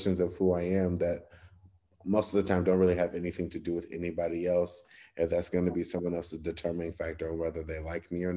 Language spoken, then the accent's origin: English; Cleveland, Ohio, United States; my hometown